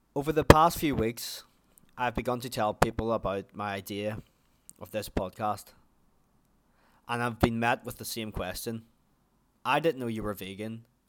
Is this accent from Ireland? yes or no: yes; Ireland; also born or lived in New Zealand; as you can probably already tell from my accent, that I am from Ireland